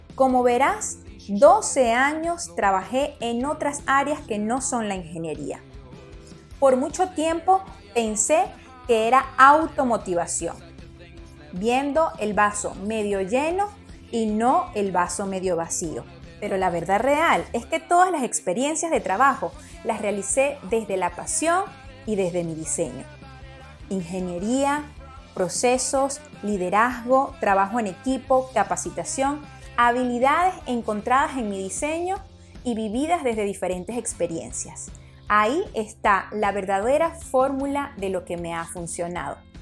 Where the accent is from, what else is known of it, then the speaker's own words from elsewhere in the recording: Venezuela; Soy venezolana